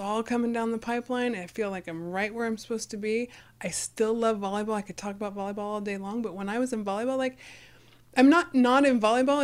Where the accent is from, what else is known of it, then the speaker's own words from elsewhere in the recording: Fresno, California, United States; growing up in Fresno